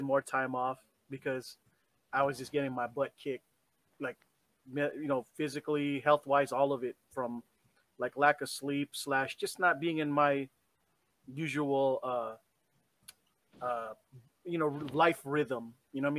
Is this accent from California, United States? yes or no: yes; San Diego, California, United States; also born or lived in Japan; I'm from San Diego